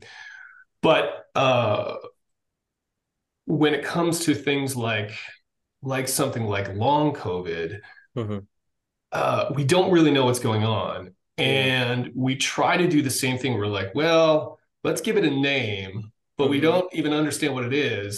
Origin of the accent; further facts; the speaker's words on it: Massachusetts, United States; I grew up in Massachusetts, went to the Naval Academy